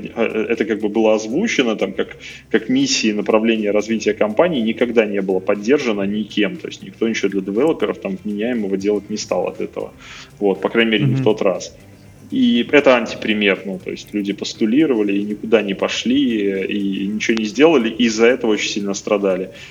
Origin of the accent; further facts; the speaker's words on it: Minsk, Belarus; Я просто из Минска сам